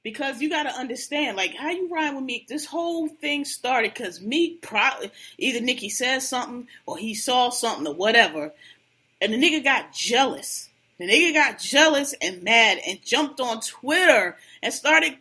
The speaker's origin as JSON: {"language": "English", "town": "Philadelphia", "region": "Pennsylvania", "country": "United States", "tie": "born or raised there", "said": "I'm born and raised in Philly"}